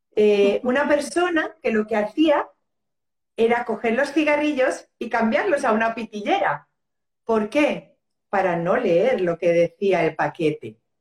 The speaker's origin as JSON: {"language": "Spanish", "country": "Spain", "tie": "born or raised there", "also_born_or_lived": "Los Urrutias, Region of Murcia", "said": "soy española de nacimiento y colombiana de corazón"}